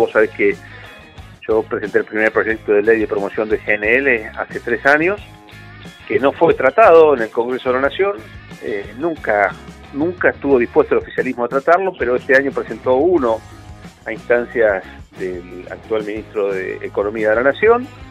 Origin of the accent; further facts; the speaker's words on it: Neuquén, Argentina; los que somos de Neuquén